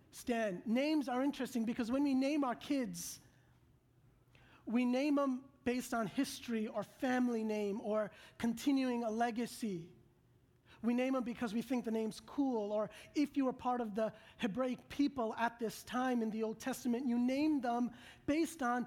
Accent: New York, United States; moved away as an adult; now in Atlanta, United States; My wife and I, we live in Atlanta now for the last 6 months, but originally I'm from New York

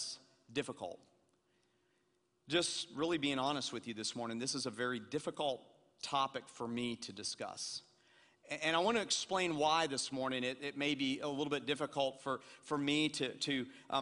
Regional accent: Atlanta, Georgia, United States; I'm a white kid from Atlanta, Georgia, and I grew up in Atlanta, Georgia

